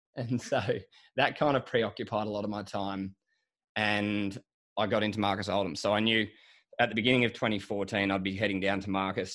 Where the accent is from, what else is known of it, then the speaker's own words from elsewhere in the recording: Sydney, New South Wales, Australia; also born or lived in Melbourne; I grew up in Sydney and spent, like, all my schooling up here. So I am a city kid.